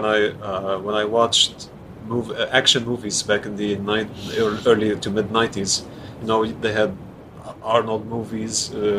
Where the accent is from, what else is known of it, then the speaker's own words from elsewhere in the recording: Lebanon; first language French; English is a second language; growing up in Lebanon